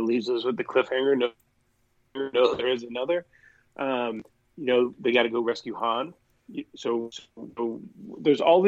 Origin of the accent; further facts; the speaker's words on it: northern Indiana, United States; growing up in the Midwest winters and living up in northern Indiana, where we get lots of lake effect snow